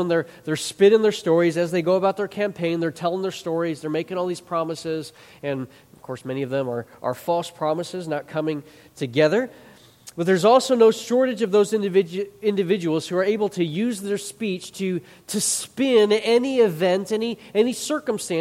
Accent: Chicago, Illinois, United States; I grew up in the Chicago area

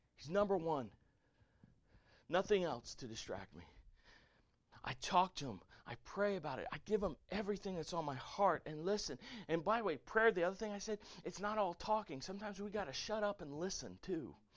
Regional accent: the South, United States; I grew up playing football in the South

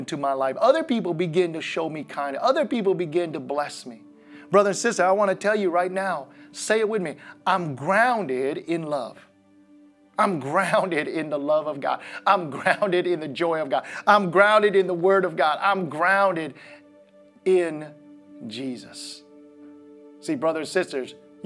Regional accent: Midwest, United States; as a kid growing up in the Midwest

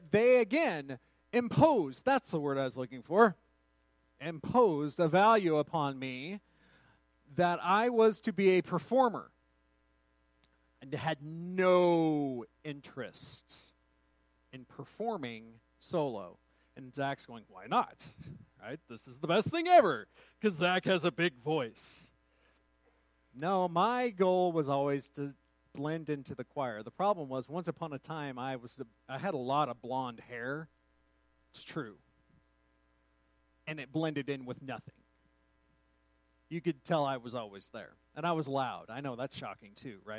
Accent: Truth or Consequences, New Mexico, United States; my hometown of Truth or Consequences, New Mexico

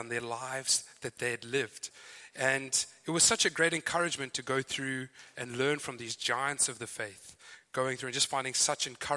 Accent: Zimbabwe; accent: Zimbabwean; moved away as an adult; now in Joondalup, Australia; As you can hear, my accent is very clearly Zimbabwean. Some thought South Africa, but you're wrong. So I am from Zimbabwe. I've been in Australia since 2008

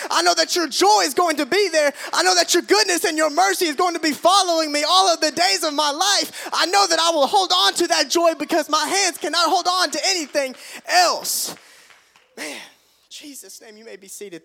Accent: Tigertown, United States; my house where we grew up in Tigertown

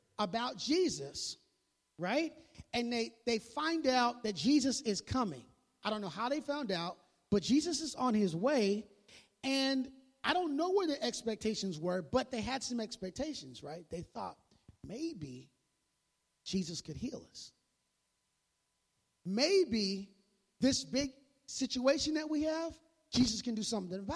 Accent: Midwest, United States; I grew up in the Midwest

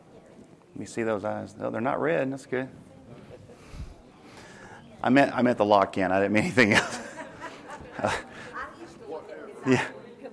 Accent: Tennessee, United States; moved away; we're from Tennessee

